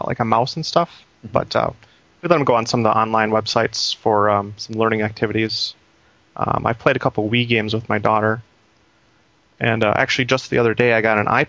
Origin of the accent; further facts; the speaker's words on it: Minneapolis, Minnesota, United States; now in Milwaukee, United States; I grew up in Minneapolis